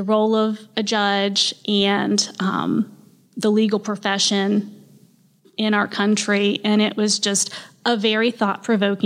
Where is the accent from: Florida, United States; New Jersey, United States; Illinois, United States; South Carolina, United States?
Florida, United States; Tallahassee; also born or lived in Gainesville; I was born here, Tallahassee, raised here